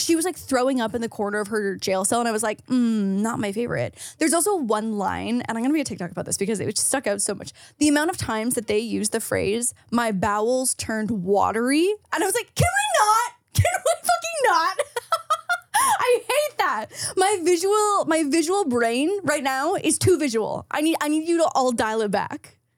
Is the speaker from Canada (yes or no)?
yes; Canada; as a Canadian household, our whole basement smelled like my dad's hockey bag